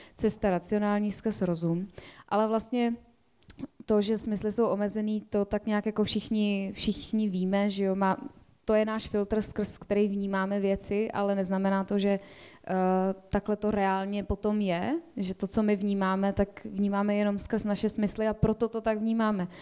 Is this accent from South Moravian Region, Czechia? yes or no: no; a village near Prague, Central Bohemian Region, Czechia; also born or lived in Spain; já jsem vyrůstala na vesnici za Prahou